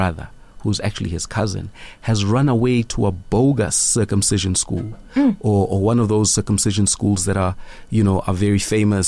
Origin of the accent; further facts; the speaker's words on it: Mthatha, Eastern Cape, South Africa; also born or lived in Johannesburg; now in Malawi; growing up in the Transkei